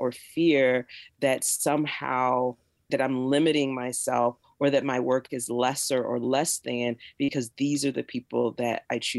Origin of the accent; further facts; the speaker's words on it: Jacksonville, Florida, United States; moved away as an adult; now in Pittsburgh, United States; I've lived here longer than I lived in the South, because I was born and raised in Jacksonville, Florida. And then at 18, I went away to college, and I haven't lived in the South full time since then.